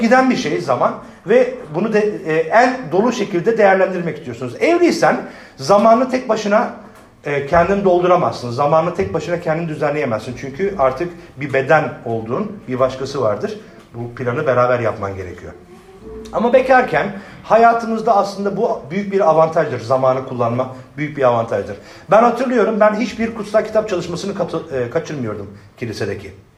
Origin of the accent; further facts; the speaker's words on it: Adana, Turkey; ben ben Adanalıyım